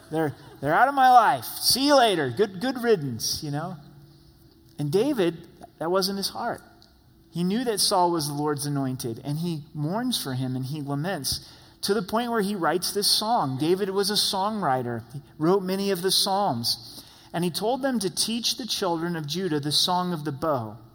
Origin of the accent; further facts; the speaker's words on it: Ireland; People know me to be angry. I'm Irish. Go Irish, right? and we're known for our tempers